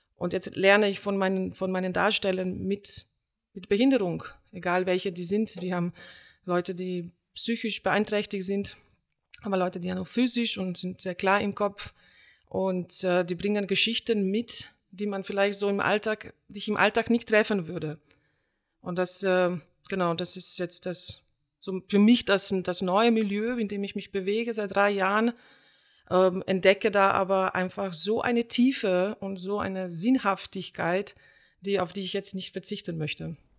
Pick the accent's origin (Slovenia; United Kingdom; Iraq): Slovenia; German is a second language; also born or lived in Iran; now in Aachen, Germany; in meine Heimat nach Slowenien